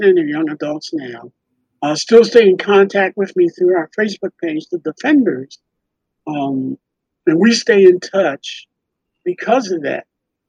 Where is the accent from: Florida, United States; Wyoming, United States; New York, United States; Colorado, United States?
New York, United States; born there; now in Philadelphia, United States; There were some technical difficulties in finding my birth certificate because I was born in New York. Wasn't here in Philly.